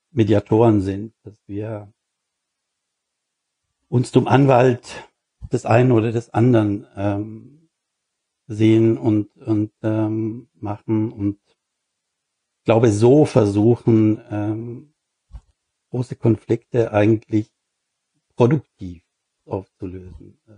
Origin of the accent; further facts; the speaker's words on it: Switzerland; now in Germany; Ja, nee, nee, ich habe meine Kontakte im Großen und Ganzen erhalten in der Schwei